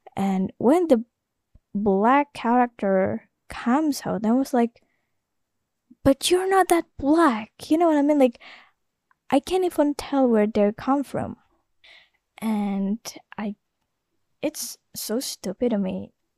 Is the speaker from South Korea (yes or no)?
no; Jakarta, Indonesia; first language Indonesian; English is a second language; I was born in Jakarta